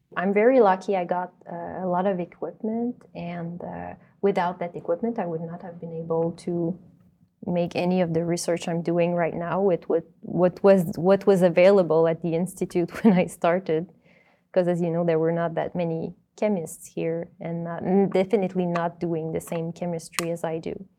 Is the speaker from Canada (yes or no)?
yes; Granby, Quebec, Canada; I come from Granby, which is a city located in between Montreal and Sherbrooke in Quebec.